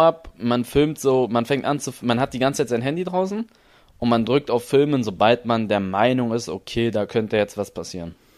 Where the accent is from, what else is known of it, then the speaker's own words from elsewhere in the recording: Berlin, Germany; ich bin in Berlin geboren